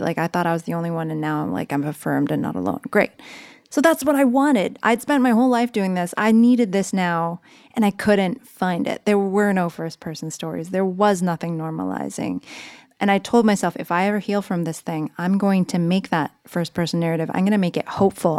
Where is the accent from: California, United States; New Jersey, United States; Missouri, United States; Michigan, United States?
California, United States; San Jose; moved away as an adult; also born or lived in New York; I grew up in San Jose, California